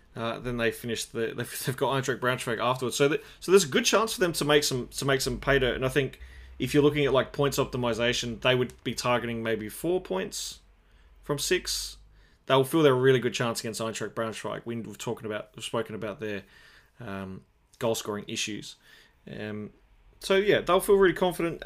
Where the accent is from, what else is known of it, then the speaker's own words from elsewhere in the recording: Australia; as an Australian